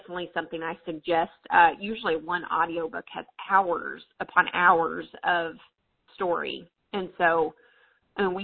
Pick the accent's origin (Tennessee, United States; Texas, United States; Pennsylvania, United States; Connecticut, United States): Tennessee, United States; accent: southern; now in North Dakota, United States; But I am originally from, if you catch some southern accent in my voice, I'm originally from Tennessee.